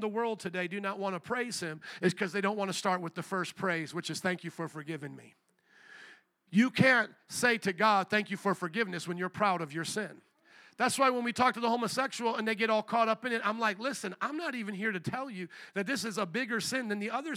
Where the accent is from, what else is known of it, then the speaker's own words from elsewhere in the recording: New Orleans, Louisiana, United States; moved away; also born or lived in Chicago; I was from New Orleans.